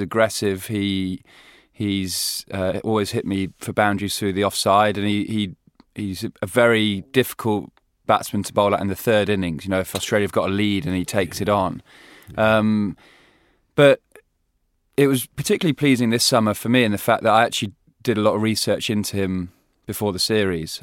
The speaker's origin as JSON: {"language": "English", "region": "England", "country": "United Kingdom", "said": "we as English"}